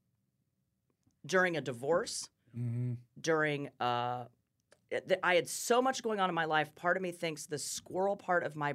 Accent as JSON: {"language": "English", "town": "Topeka", "region": "Kansas", "country": "United States", "tie": "born or raised there", "moved": "as an adult", "lives_now": "Kansas City, United States", "said": "I'm from Topeka."}